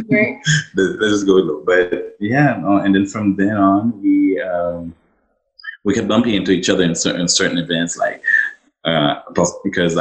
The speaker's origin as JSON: {"language": "English", "country": "Haiti", "tie": "born or raised there", "moved": "yes", "lives_now": "Ottawa, Canada", "said": "Regular guy from Ottawa, born and raised in Haiti"}